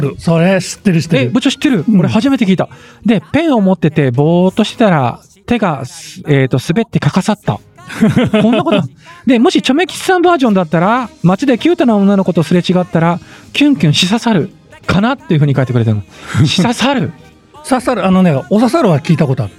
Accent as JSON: {"language": "Japanese", "region": "Kumamoto", "country": "Japan", "accent": "Kumamoto dialect", "said": "熊本県の中の、うん、えっ、ー、と福岡寄りから今その社っていうところに引っ越してきたんです、うんうんはいはい、だからね最初の本当に言葉が分かんなくて、うん、で俺は熊本弁喋ってるのに"}